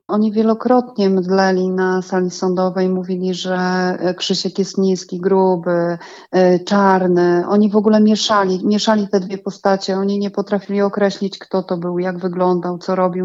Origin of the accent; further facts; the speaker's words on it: Giżycko, Warmian-Masurian Voivodeship, Poland; u nas w Giżycku